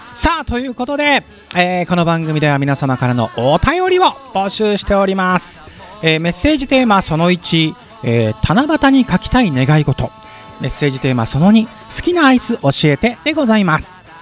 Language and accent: Japanese; Yamanashi, Japan; …はもうなんといっても山梨出身なので